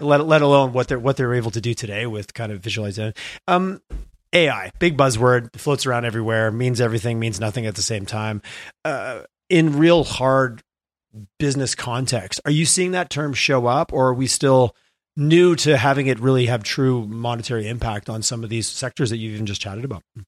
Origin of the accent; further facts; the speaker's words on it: Montreal, Quebec, Canada; moved away as an adult; now in Alberta, Canada; I'm from Montreal. It's a cool place to be from